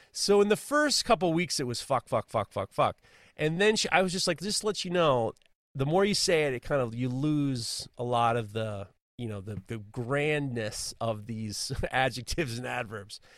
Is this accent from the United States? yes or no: yes; New York City, New York, United States; I grew up in New York City during the seventy, the eighties, seventies and eighties